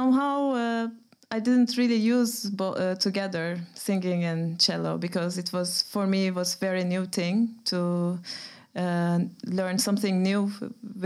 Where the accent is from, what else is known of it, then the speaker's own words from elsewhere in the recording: Turkey; English is a second language; moved away as an adult; also born or lived in Groningen, Netherlands; now in Amsterdam, Netherlands; I come from Turkey. I came to the Netherlands almost 11 years ago to Groningen to study jazz music